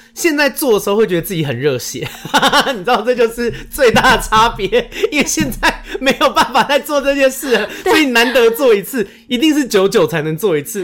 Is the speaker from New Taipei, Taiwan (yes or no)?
yes; Xindian, New Taipei, Taiwan; 我是台北人，我是新店人，新北市人，我从小到大没有去一零一跨过年的